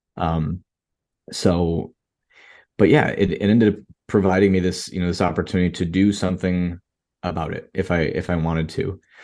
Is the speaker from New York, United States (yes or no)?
yes; Rochester, New York, United States; now in Miami, United States; I live in Miami, Florida, and I was, you know, born and raised in Rochester, New York